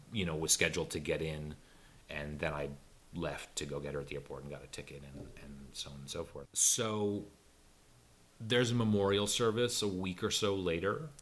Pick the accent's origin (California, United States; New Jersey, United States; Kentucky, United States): California, United States; Los Angeles; also born or lived in South Pasadena; I grew up in in Silver Lake, um, but I by the end of high school we had moved to South Pasadena